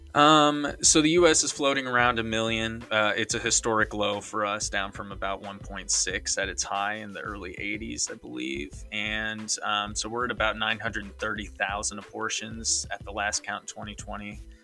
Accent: Missouri, United States; I'm from Missouri

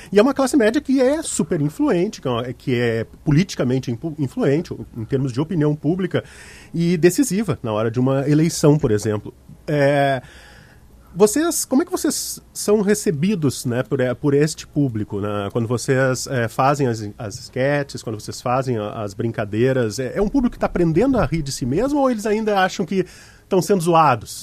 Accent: South Region, Brazil; accent: southern; ele é do sul, pelo sotaque da minha fala

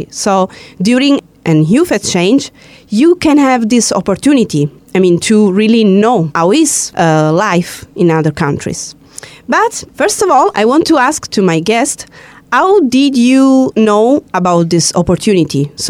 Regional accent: Greece; I'm a Greek girl.

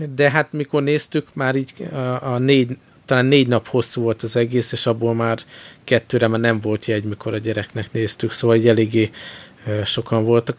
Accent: Hungary; csak magyarok vagyunk

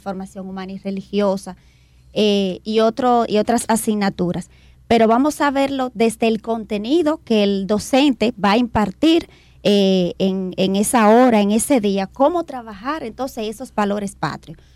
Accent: Dominican Republic; como dominicanos y dominicanas también somos disciplinados

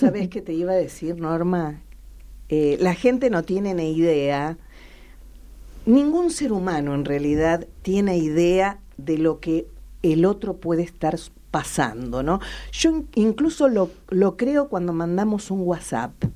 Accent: La Pampa, Argentina; de dónde somos, de La Pampa

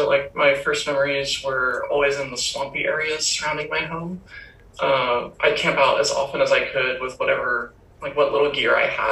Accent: Lithia, Florida, United States; It's this little place called Bithia, Florida. It's like outside of Valrico and Brandon.

